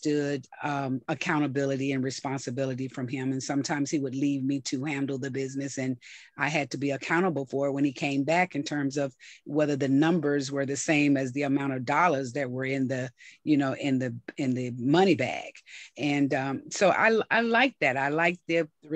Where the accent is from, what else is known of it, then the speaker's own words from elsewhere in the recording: McComb, Mississippi, United States; I was born in a small town called Macomb, Mississippi, a population right now about 13,000.